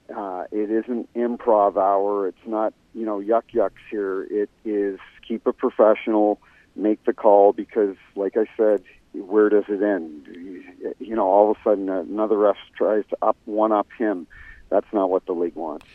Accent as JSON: {"language": "English", "country": "Canada", "tie": "born or raised there", "moved": "yes", "lives_now": "St. Louis, United States", "said": "I grew up in Canada and grew up a Toronto Maple Leafs fan"}